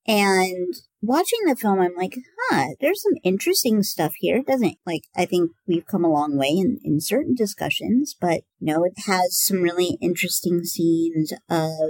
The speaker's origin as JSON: {"language": "English", "region": "Southwest Iowa", "country": "United States", "tie": "born or raised there", "also_born_or_lived": "Nebraska", "said": "I grew up in Southwest Iowa"}